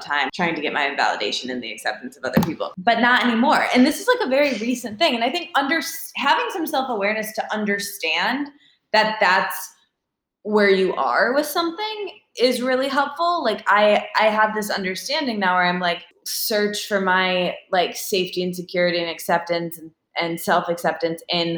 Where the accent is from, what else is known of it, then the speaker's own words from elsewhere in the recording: Midwest, United States; moved away; I'm from the Midwest with people who are like, hi, how are you? Very friendly, but like, let's not really talk about our feelings